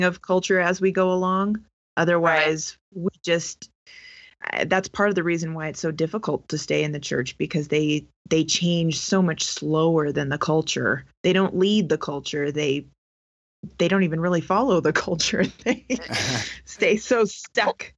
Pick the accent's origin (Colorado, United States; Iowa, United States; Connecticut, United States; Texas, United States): Colorado, United States; southern; also born or lived in West Coast; I've lived in Colorado since I was eight years old